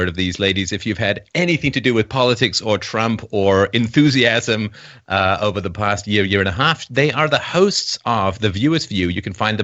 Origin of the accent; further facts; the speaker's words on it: Canada; as a Canadian